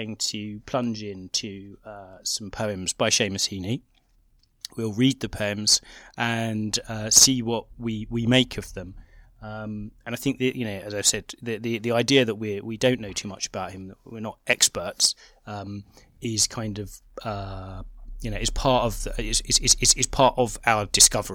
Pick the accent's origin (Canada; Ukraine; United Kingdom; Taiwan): United Kingdom; England; growing up in England in the 80s